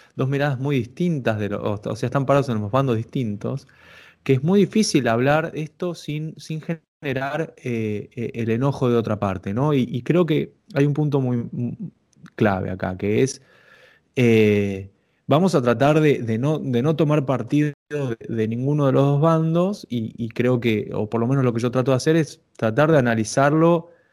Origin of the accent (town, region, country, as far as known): Argentina